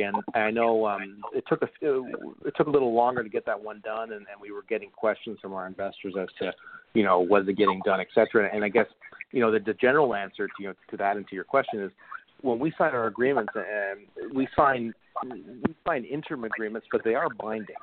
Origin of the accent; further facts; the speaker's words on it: Canada; as a Canadian